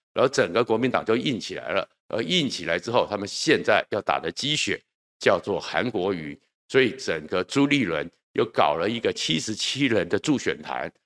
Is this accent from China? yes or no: no; Taiwan; 对我们从眷村长大的人来讲